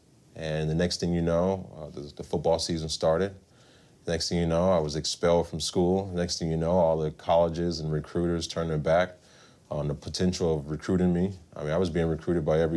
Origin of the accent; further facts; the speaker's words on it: Long Beach, California, United States; I am a Southern California native, born and raised in Long Beach, California